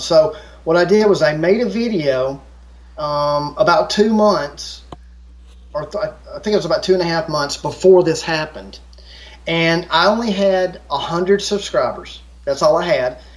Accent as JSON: {"language": "English", "country": "United States", "tie": "born or raised there", "said": "I grew up in America"}